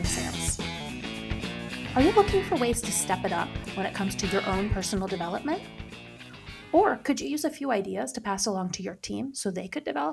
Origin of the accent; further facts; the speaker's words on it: Upper Peninsula of Michigan, United States; I grew up in the Upper Peninsula of Michigan, and I'll say I don't have the strong accent that even my brother has